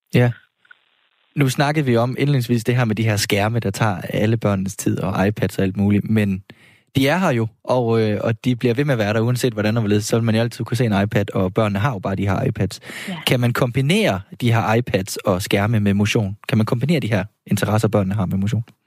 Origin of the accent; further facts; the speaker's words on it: Horsens, Central Denmark Region, Denmark; now in Copenhagen, Denmark; jeg er opvokset i Horsens